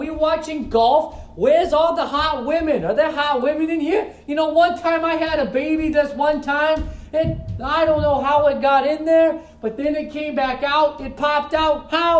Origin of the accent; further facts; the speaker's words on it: Boston, Massachusetts, United States; from Boston.